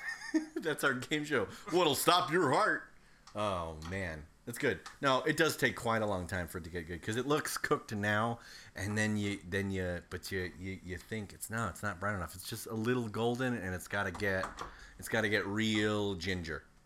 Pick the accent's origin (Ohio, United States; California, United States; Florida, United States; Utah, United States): Ohio, United States; growing up in Ohio